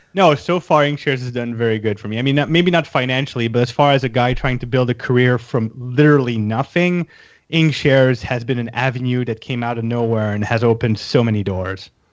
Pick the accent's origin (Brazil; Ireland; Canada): Canada; I'm Canadian